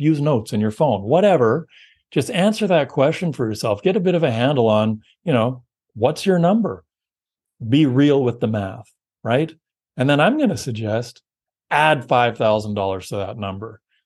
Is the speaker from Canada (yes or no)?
yes; Canada; we're Canadian